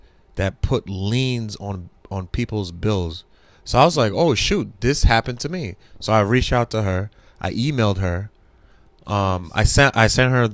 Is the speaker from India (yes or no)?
no; United States; I love being American and I love living in this country